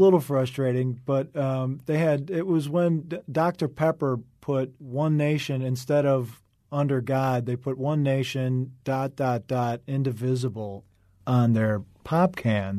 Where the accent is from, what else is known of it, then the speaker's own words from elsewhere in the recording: Wheaton, Illinois, United States; also born or lived in Chicago; now in Los Angeles, United States; I was born in Chicago, raised in the western suburb of Wheaton